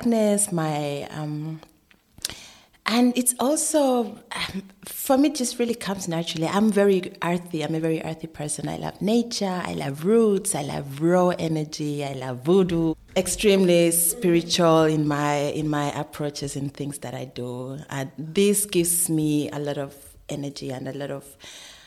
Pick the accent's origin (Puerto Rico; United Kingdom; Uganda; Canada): Uganda; also born or lived in Sweden; now in Berlin, Germany; I'm from Uganda originally